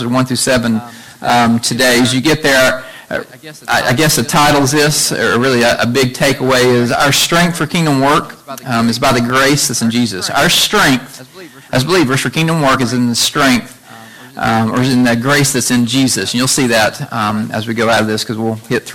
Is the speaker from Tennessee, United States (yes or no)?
yes; Chattanooga, Tennessee, United States; we grew up together in Chattanooga from about eighth grade until now